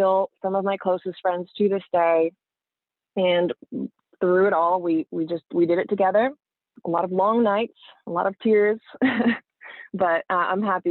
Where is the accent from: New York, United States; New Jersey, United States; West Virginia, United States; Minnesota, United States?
New Jersey, United States; also born or lived in Siberia, Russia / Boston; we grew up in New Jersey